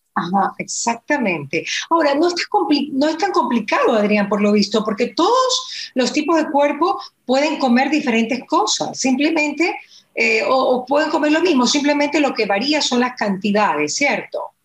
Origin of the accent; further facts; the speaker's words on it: Ecuador; nosotros como ecuatorianos